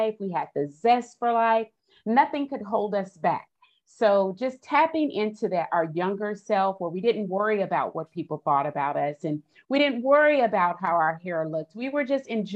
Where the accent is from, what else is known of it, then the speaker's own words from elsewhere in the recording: Austin, Texas, United States; I'm originally from Austin, Texas, and I'm the youngest of six children